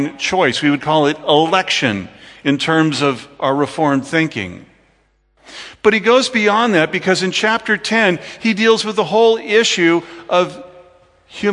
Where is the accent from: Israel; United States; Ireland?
United States; as an American